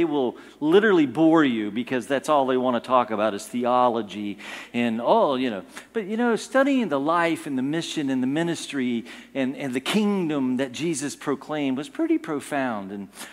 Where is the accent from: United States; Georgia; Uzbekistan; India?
United States; I'm an American